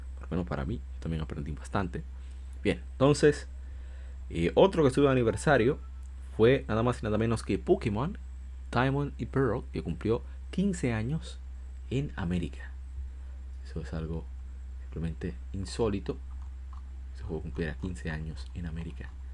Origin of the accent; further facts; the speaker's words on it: Dominican Republic; como decimos en mi país República Dominicana